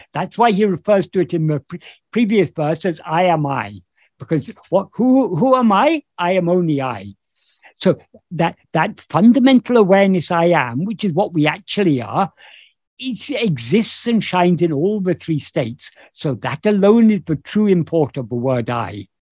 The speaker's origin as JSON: {"language": "English", "country": "United Kingdom", "tie": "born or raised there", "said": "this body happened to be born in um, in uh, the United Kingdom, so I, I am uh, I am British"}